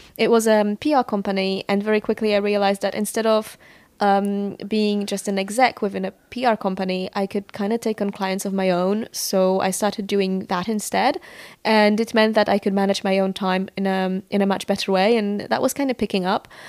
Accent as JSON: {"language": "English", "town": "Warsaw", "region": "Masovian Voivodeship", "country": "Poland", "tie": "born or raised there", "moved": "as an adult", "said": "I was born in Warsaw and I lived there for uh, two decades before I moved out"}